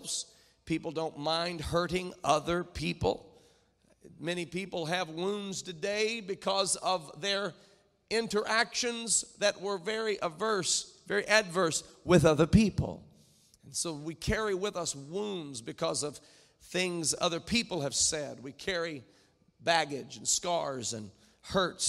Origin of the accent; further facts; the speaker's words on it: near Indianapolis, United States; I grew up near Indianapolis